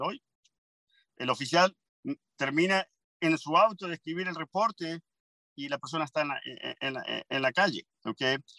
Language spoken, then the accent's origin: Spanish; Argentina; also born or lived in Montgomery County, United States; now in United States; yo soy argentino orgulloso. Mi primer bandera, yo juré, la, la, bandera argentina